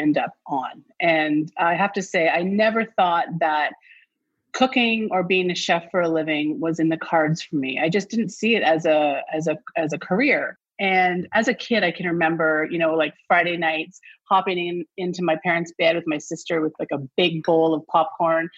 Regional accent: Toronto, Ontario, Canada; I grew up near Greek town in Toronto.

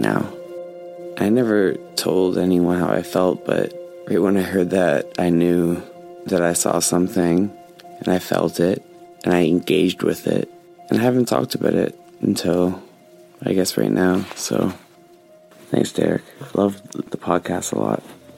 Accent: Northern Ontario, Canada; I'm from Northern Ontario, so old area, very old

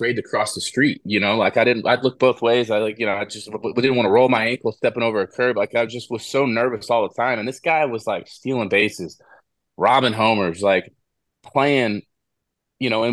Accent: Houston, Texas, United States; growing up in Houston, as an Astros fan

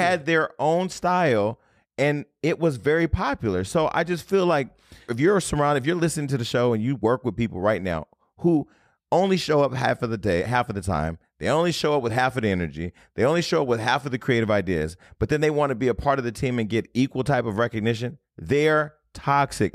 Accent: Stockton, California, United States; moved away; I got a lot of Stocktonians 'cause I'm from Stockton

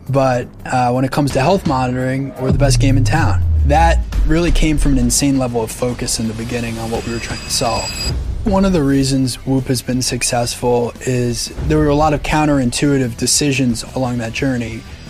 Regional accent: New York, United States; Well, I grew up on the North Shore of Long Island.

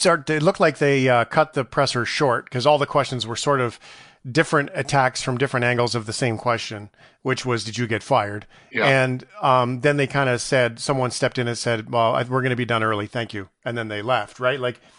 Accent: Canada; as a Canadian

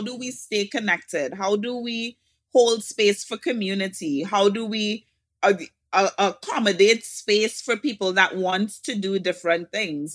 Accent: Trinidad & Tobago; From Trinidad and Tobago

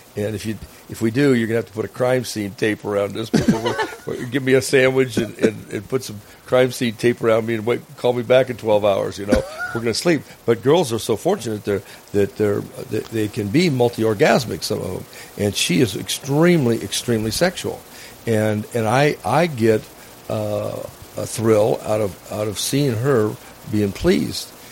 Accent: Phoenix, Arizona, United States; moved away as an adult; also born or lived in Northern Nevada; now in Nevada, United States; Phoenix, Arizona. Yeah, and I uh, born and raised there, and educated, and then uh, came to uh, Northern Nevada, and uh, in '76

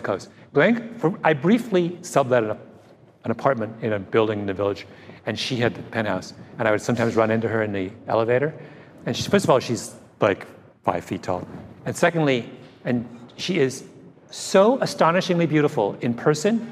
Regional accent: Canada; as a Canadian

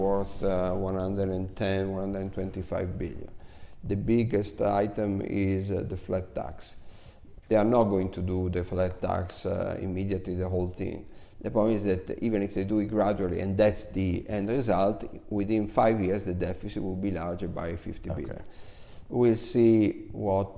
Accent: Cremona, Lombardy, Italy; moved away; my hometown, Cremona

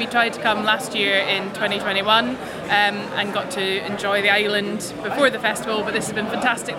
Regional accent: Hastings, South East England, United Kingdom; I'm from Hastings in East Sussex

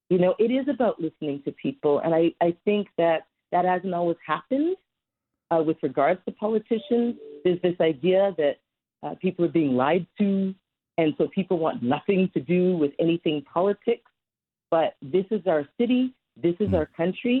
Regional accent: Toronto, Ontario, Canada; I love the city of Toronto. It's my hometown

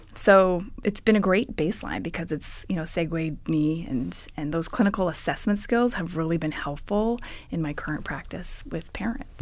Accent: Ottawa, Ontario, Canada; moved away as an adult; now in California, United States; I'm originally from Ottawa, Ontario, Canada

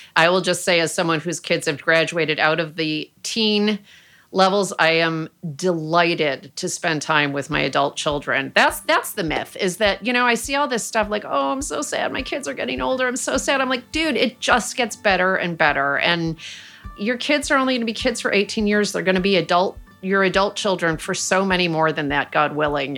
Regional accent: Rochester, New York, United States; moved away as an adult; now in Oakland, United States; my hometown of Rochester, New York

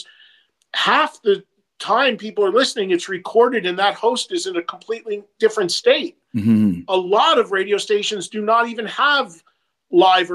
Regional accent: New Jersey, United States; my hometown in New Jersey has three colleges in it

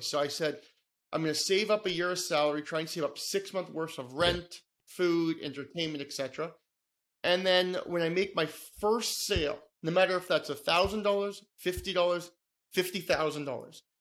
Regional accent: Toronto, Ontario, Canada; born and raised in Toronto, Canada

